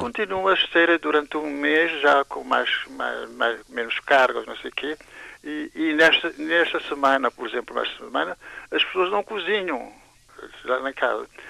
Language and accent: Portuguese; Santiago, Cape Verde; moved away; also born or lived in Belgium; eu sou de Santiago